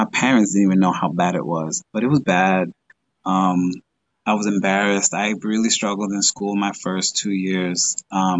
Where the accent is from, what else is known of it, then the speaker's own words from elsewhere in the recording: Dominican Republic; now in Long Island, United States; I'm from the Dominican Republic, so I love going there. But to be honest, I like to go home. I'm away from my family, so going back home to New York, Long Island, that's always a fun time for me.